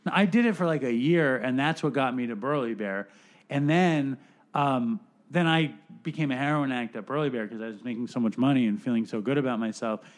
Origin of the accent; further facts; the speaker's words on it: New York City, New York, United States; my lifetime of being a New Yorker